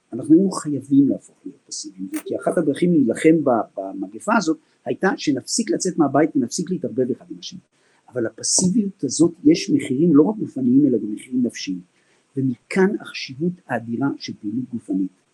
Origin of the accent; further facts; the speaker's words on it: Israel; אנחנו ישראלים, עם שמחבק